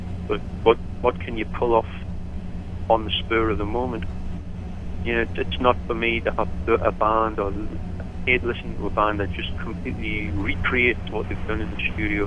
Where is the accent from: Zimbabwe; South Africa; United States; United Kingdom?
United Kingdom; Newcastle upon Tyne, North East England; I come from Newcastle, the most alcoholic city in England